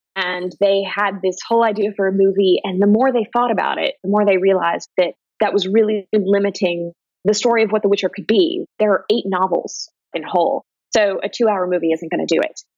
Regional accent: Ohio, United States; I'm from Ohio

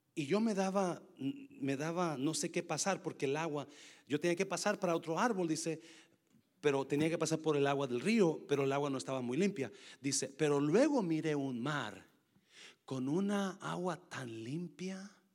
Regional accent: Nayarit, Mexico; moved away; yo crecí en Nayarit

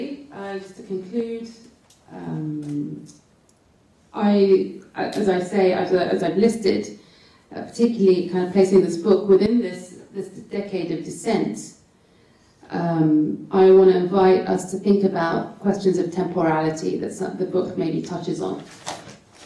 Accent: Bahrain; where I'm from Bahrain

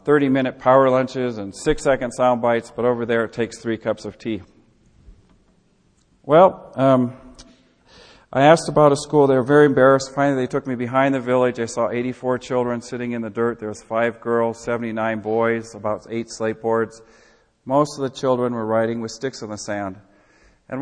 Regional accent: Midwest, United States; I'm from the Midwest

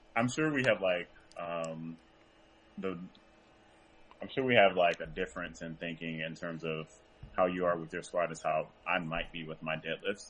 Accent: Franklinton, North Carolina, United States; I'm from Franklinton, North Carolina

